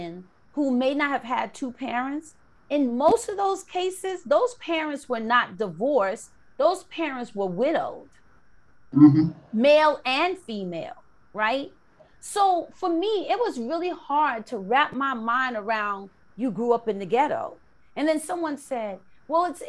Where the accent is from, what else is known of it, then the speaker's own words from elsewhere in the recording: New York City, New York, United States; someone that I grew up with in the Bronx, in South Bronx, on 169 and Webster.